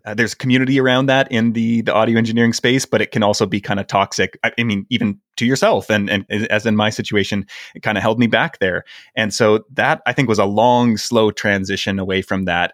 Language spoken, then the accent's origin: English; Canada; moved away; I'm Canadian